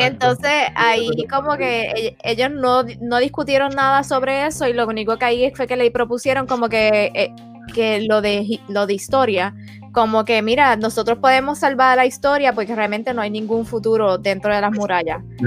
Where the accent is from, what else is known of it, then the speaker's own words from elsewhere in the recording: Puerto Rico; como buena puertorriqueña